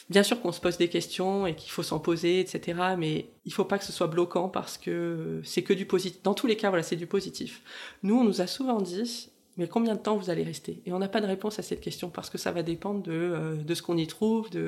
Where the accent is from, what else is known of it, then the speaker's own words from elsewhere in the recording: southern France, France; now in Canada; On vient aussi du sud de la France, donc forcément on a l'habitude de vivre aussi euh, en extérieur.